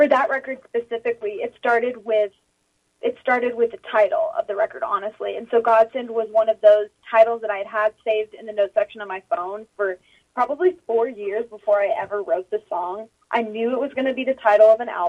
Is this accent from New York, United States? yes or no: no; Nashville, Tennessee, United States; born or raised there